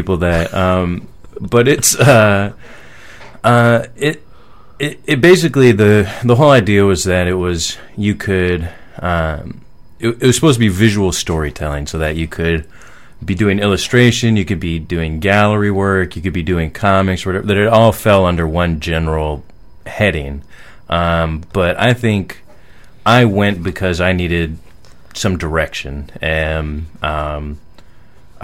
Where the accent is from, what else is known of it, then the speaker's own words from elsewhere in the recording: Seattle, Washington, United States; now in New York, United States; when I was growing up in Seattle, we used to come up here all the time as a kid